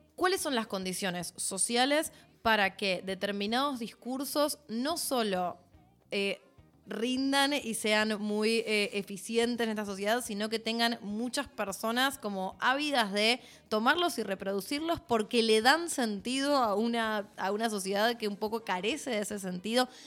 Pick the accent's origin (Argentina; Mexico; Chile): Argentina; como sociedad argentina